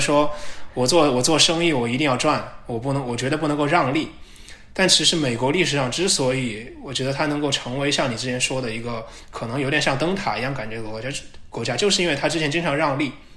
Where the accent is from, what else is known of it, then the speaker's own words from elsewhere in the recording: China; now in United States; 我们中国人